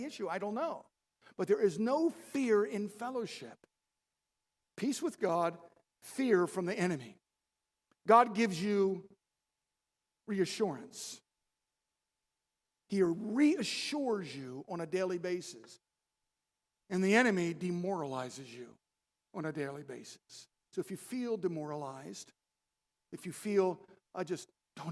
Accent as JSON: {"language": "English", "town": "Baltimore", "region": "Maryland", "country": "United States", "said": "We're from Baltimore"}